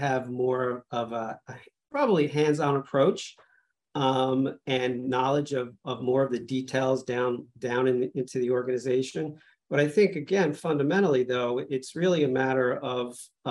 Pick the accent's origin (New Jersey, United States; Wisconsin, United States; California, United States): New Jersey, United States; Old Bridge; I grew up in New Jersey in Old Bridge, Central Jersey